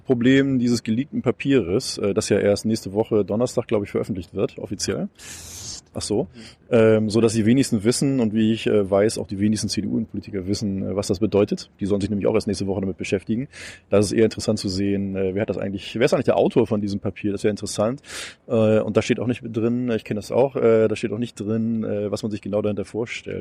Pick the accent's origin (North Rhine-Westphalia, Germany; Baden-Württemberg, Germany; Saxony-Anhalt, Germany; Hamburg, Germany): Hamburg, Germany; das sage ich jetzt mal als Hamburger